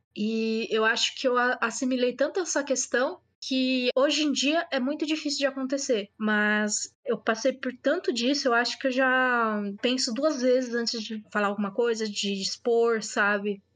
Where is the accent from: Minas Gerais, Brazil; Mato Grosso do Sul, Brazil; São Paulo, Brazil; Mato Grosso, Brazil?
São Paulo, Brazil; eu sou de São Paulo